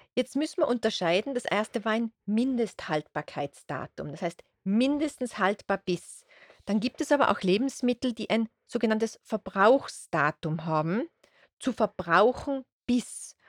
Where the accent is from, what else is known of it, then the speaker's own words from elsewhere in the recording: Austria; bei uns in Österreich